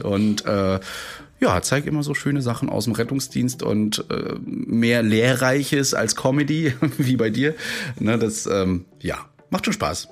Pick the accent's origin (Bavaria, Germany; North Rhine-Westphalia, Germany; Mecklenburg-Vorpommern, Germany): Mecklenburg-Vorpommern, Germany; Rostock; während meines Abiturs schon im Profibereich gemacht, also wirklich für Shows, für so Markus Maria Profitlich und so weiter, die in alle uns bei uns in Rostock waren